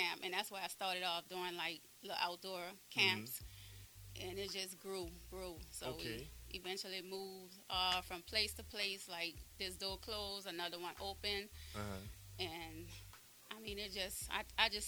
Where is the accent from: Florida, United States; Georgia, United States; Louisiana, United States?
Louisiana, United States; New Orleans; I'm from the West Bank